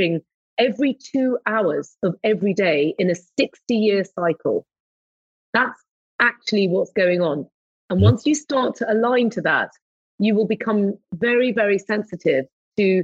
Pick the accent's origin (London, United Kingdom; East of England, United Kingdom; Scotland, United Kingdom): London, United Kingdom; moved away as an adult; I was born in London, had my first flat in London, you know, lived in London, moved to the countryside about 12 years ago